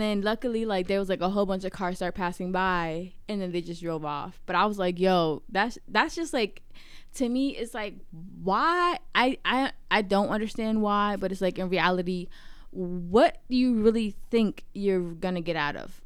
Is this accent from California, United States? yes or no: no; Virginia, United States; moved away; also born or lived in New York; I grew up in Virginia